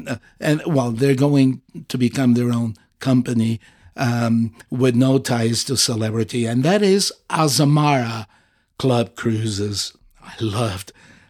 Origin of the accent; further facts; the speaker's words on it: Azores, Portugal; English is a second language; leave my native country out of this. So Portugal doesn't count. and the Azores, the group of islands I'm from Portugal, but the Azores.